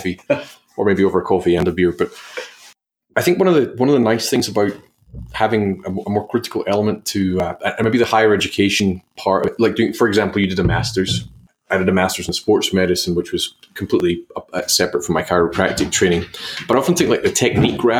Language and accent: English; Australia; being an Aussie